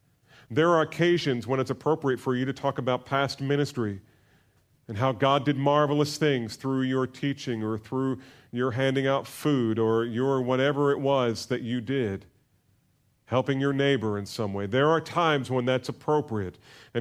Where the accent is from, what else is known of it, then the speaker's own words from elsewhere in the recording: New Jersey, United States; And I grew up in New Jersey, so we'd spend a lot of time at the beach, the Jersey Shore.